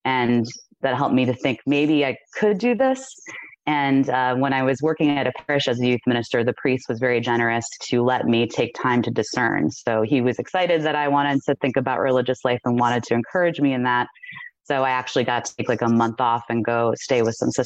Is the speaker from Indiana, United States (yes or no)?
no; outside of Cleveland, Ohio, United States; I was born outside of Cleveland, Ohio